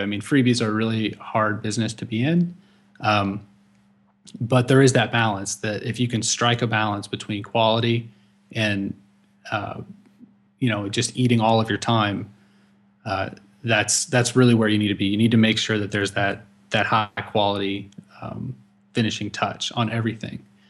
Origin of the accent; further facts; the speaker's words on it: St. Louis, Missouri, United States; working for another college back in my hometown, Saint Louis